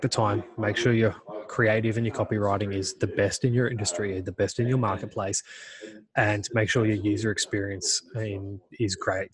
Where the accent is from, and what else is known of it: Australia